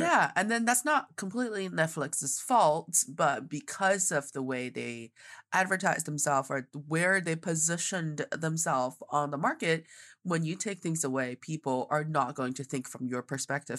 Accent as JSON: {"language": "English", "region": "Northeast China", "country": "China", "moved": "yes", "lives_now": "Beijing, China", "said": "I am from the northeast part of China, and I am speaking to everybody today from Beijing, China."}